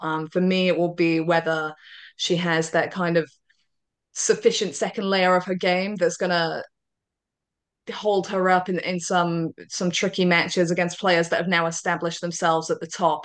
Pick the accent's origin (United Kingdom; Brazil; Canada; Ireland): United Kingdom; I'm a Brit